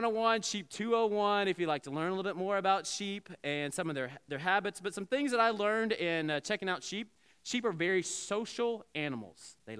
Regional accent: Southeast, United States; And growing up in the Southeast, we didn't have a lot of sheep around.

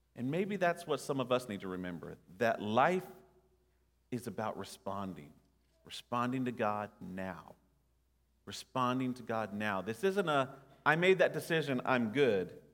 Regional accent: Nashville, Tennessee, United States; growing up in Nashville

